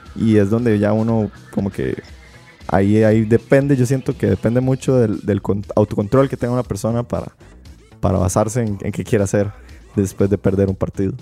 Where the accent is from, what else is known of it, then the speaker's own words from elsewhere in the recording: Belén, Heredia, Costa Rica; yo soy de Belén